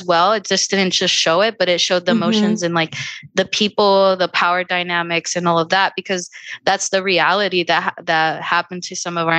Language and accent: English; Virginia, United States; So my experience as being Afro-descendiente in Virginia